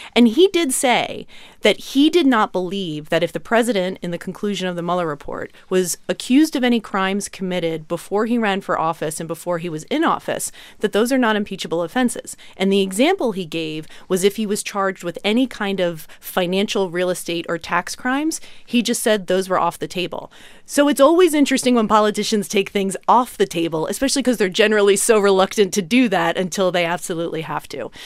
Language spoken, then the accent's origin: English; Philadelphia, Pennsylvania, United States; my hometown of Philadelphia